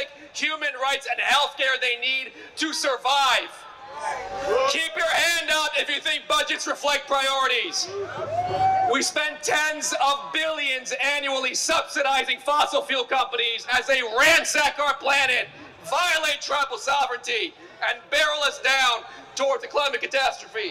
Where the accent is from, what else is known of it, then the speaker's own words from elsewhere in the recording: Los Angeles, California, United States; immigrant running for U.S. Congress in my hometown, West San Fernando Valley